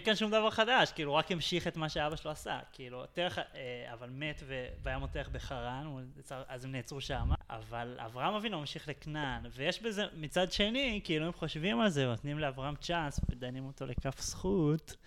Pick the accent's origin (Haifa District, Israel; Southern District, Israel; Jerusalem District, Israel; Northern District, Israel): Jerusalem District, Israel; Jerusalem; כל החיים שלי פה, באמת, גדלתי פה, נולדתי פה, גדלתי פה